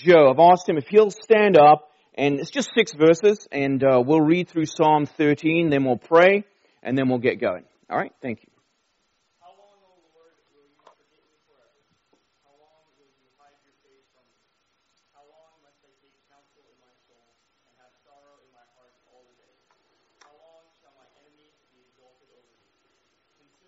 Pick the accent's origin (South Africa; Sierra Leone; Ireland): South Africa; Durban, KwaZulu-Natal; also born or lived in London, England; We flew down to the Indian Ocean to a city called Durban, right on the beach. We didn't live right at the beach, but close enough. And that's where I grew up in my teenage years.